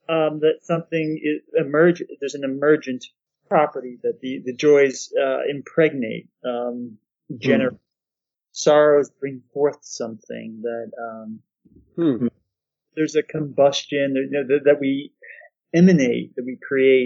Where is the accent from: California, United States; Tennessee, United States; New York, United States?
New York, United States; Poughkeepsie; in the 1980s when I was a child, growing up in Poughkeepsie.